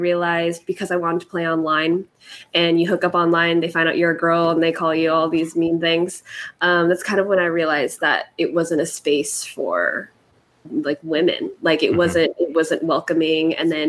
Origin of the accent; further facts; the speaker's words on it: Philippines; And then also being Filipino, wanting to, you know, be a woman of color in this space